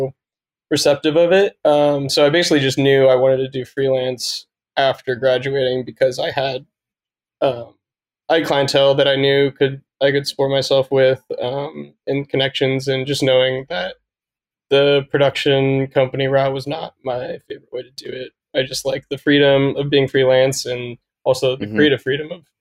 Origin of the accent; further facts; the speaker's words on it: Dayton, Ohio, United States; also born or lived in Columbus, Ohio; I grew up in Dayton, Ohio, and then moved to Columbus when I went to Ohio State